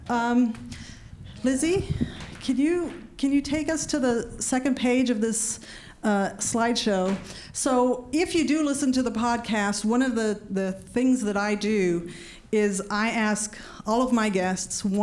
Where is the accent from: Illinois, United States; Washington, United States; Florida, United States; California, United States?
California, United States; growing up in Orange County, you know.